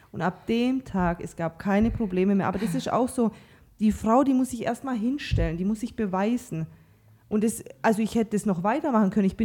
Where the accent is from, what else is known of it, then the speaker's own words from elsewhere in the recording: Croatia; Also äh, ich komme ja auch aus Kroatien, du aus Kasachstan.